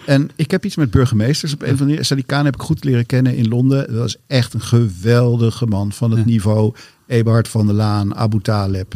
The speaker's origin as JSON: {"language": "Dutch", "town": "Amsterdam", "region": "North Holland", "country": "Netherlands", "tie": "born or raised there", "said": "ik ben geboren in Amsterdam, in het centrum van Amsterdam, het oudste straatje van Amsterdam zelfs. En, ehm, ehm, en daar ben ik ook op school gegaan"}